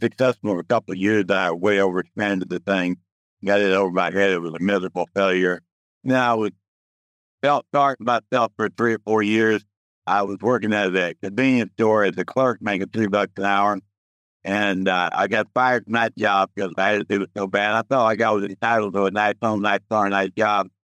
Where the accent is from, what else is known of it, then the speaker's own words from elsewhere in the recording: Dallas, Texas, United States; now in Houston, United States; I grew up in Dallas